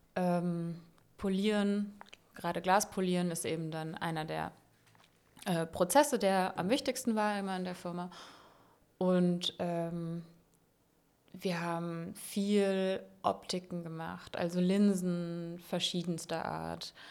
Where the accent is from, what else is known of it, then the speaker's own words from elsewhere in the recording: Landau, Rhineland-Palatinate, Germany; moved away as an adult; also born or lived in Freiburg; now in Berlin, Germany; ich komme aus Landau in der Pfalz. Ja. Also Rheinland-Pfalz